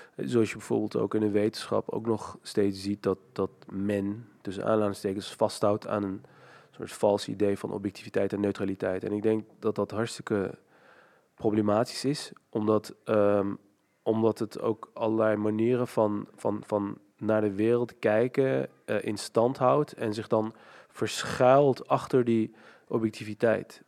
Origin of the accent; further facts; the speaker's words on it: Nijmegen, Gelderland, Netherlands; ik ben opgegroeid in Nijmegen, in Hatert, dat is een achterstandswijk.